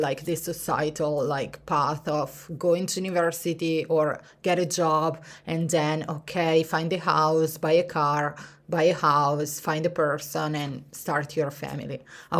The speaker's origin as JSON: {"language": "English", "country": "Italy", "tie": "born or raised there", "second_language": "English", "said": "And even if I grew up in Italy in the mountains, I always see myself as a sea person"}